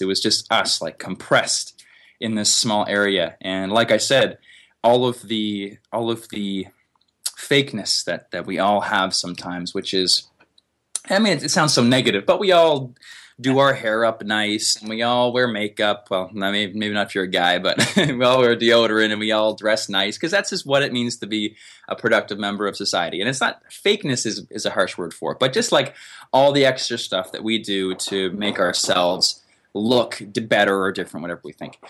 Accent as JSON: {"language": "English", "country": "Canada", "said": "I'm from Canada. And here we have lots of forest"}